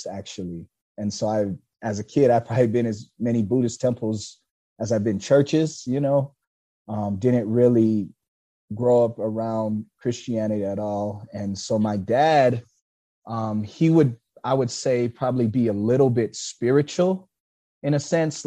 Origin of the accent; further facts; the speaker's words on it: Killeen, Texas, United States; I was born and raised in Killeen